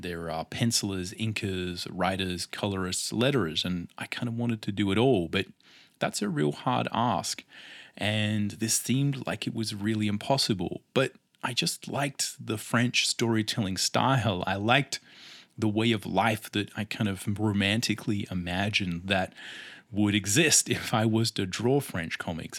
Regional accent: Australia; accent: Australian; I am Australian, as no doubt my accent will let tell

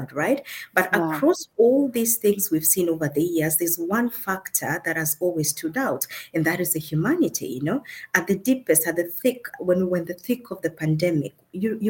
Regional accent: Kenya; now in Germany; I come from originally from Kenya, that is in Africa. But I live in Germany and I work in Germany as well

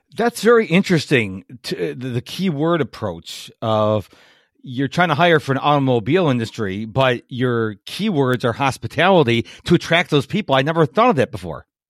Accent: Rochester, New York, United States; now in Virginia, United States; I was born and raised in Rochester, New York

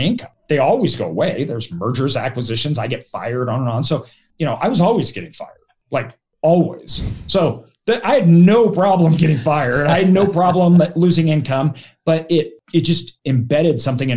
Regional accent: Idaho, United States; I'm from Idaho.

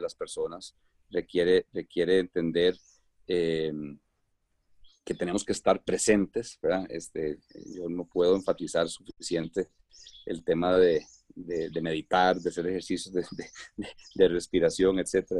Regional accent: Costa Rica; now in Colombia; soy costarricense, bueno, soy costarricense y, y, pero tengo un, un corazón medio colombiano. Colombia me ha, me ha recibido con, con los brazos abiertos y, y tengo mi residencia allá

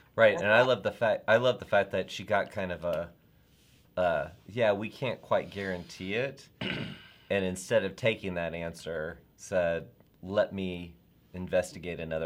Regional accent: the South, United States; I am from the South

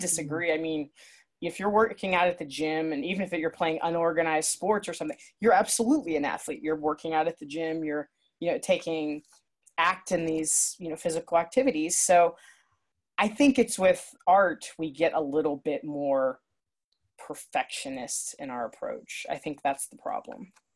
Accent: Akron, Ohio, United States; also born or lived in Nashville; now in Ohio, United States; I'm from Ohio, Northeast Ohio, near Akron, and that's where my family is

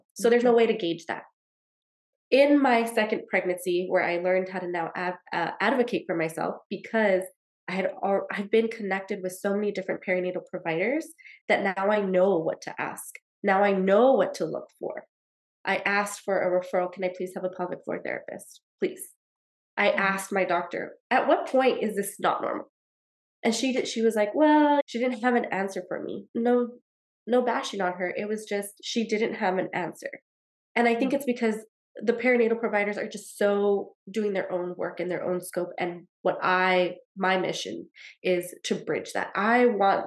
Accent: El Paso, Texas, United States; That's where I'm from. I'm from El Paso, Texas

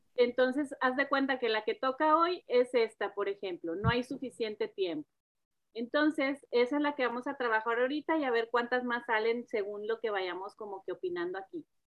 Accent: Monterrey, Nuevo León, Mexico; now in Dallas, United States; soy nacida de Monterrey también

